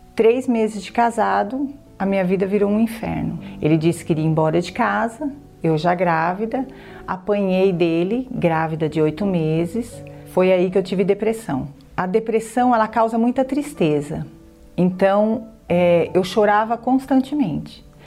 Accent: São Caetano do Sul, São Paulo, Brazil; tenho 47 anos, sou de São Caetano e sou contadora

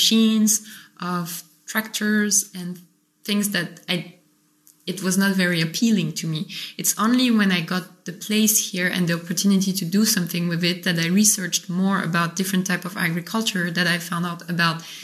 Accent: Paris, Île-de-France, France; moved away as an adult; also born or lived in Montreal, Canada; now in Gaillac, France; I grew up in Paris, then I was in Montreal

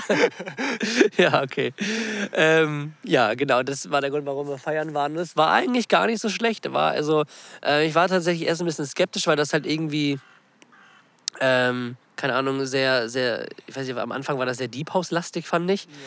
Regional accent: Germany; bei uns in Deutschland

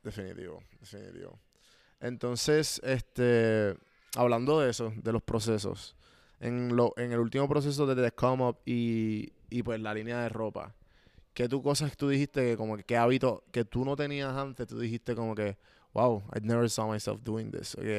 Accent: Puerto Rico; moved away as an adult; now in Atlanta, United States; obviamente me crié en Puerto Rico. En Puerto Rico todos somos boricuas

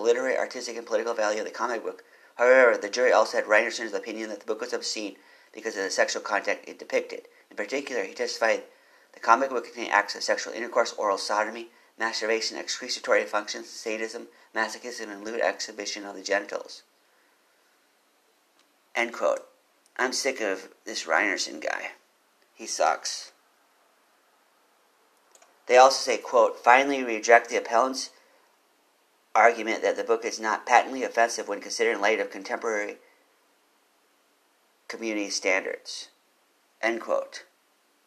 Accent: Austin, Texas, United States; I'm from Austin. I've lived here for a while.

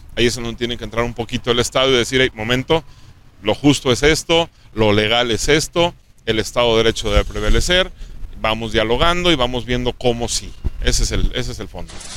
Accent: Aguascalientes, Mexico; nací en Aguascalientes, soy de aquí, quiero mucho a mi estado y a mi ciudad.

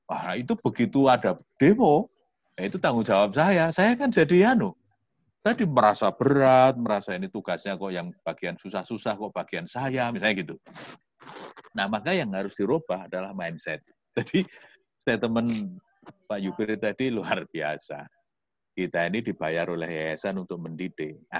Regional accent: Yogyakarta, Special Region of Yogyakarta, Indonesia; apalagi saya orang Jogja orang Jawa gitu ya

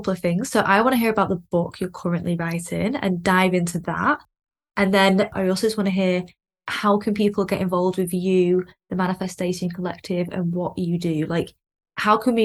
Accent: Lancashire, North West England, United Kingdom; I'm from Lancashire

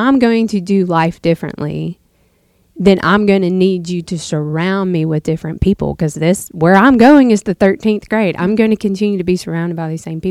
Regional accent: the South, United States; down here in the South, you go to church on Sunday and then you go to Granny's to eat supper afterwards

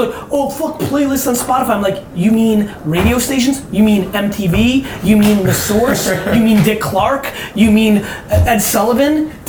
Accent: Belarus; now in United States; Like I got out of the Soviet Union for political asylum for being Jewish.

